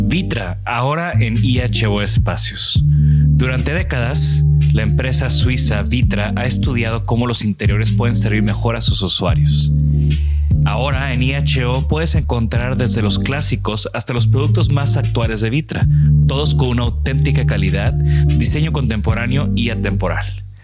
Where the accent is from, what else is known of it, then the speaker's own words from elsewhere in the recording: Mexico City, Mexico; also born or lived in Houston / Tepoztlán; Crecí en la Ciudad de México.